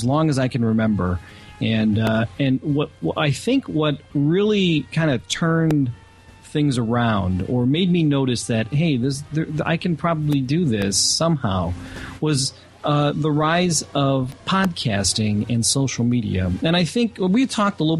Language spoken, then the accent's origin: English; Cleveland, Ohio, United States; I am from Cleveland, Ohio.